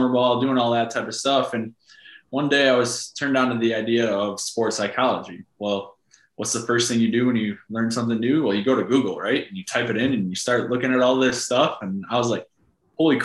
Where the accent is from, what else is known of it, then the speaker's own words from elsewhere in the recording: Michigan, United States; moved away as an adult; now in Florida, United States; I grew up in Michigan, played baseball there, played college ball